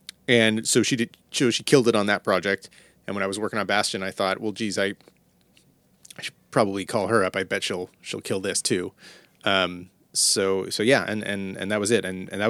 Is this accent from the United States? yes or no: yes; San Jose, California, United States; also born or lived in New York; I'm in Northern California. I'm in the Bay Area. I grew up in San Jose.